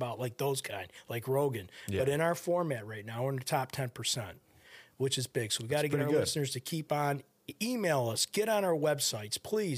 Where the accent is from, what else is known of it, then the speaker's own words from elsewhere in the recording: Kazakhstan; now in United States; Very nice. I immigrated from Kazakhstan.